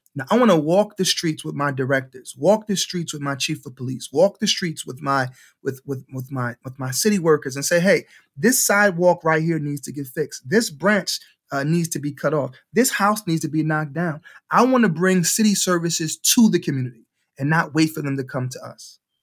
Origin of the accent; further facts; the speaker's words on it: Cleveland, Ohio, United States; I'm a graduate from Case Elementary, M L K Middle School, M L K High School